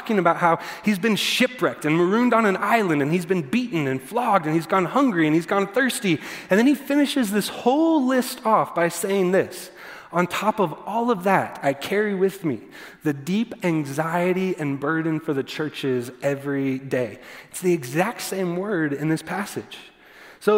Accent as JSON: {"language": "English", "region": "Texas", "country": "United States", "tie": "born or raised there", "said": "growing up in the church, and I grew up in Texas church particularly"}